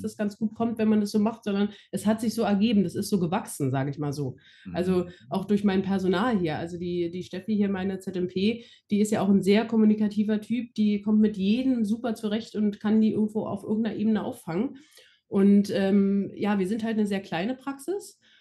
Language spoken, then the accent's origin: German; Berlin, Germany; also born or lived in Frankfurt am Main; Berlin-Brandenburg ist ja hier nur meine Heimat